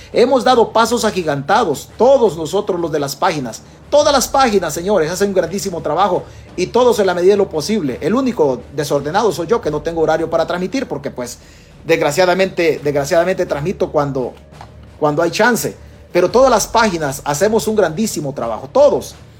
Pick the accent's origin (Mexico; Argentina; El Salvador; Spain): El Salvador; los salvadoreños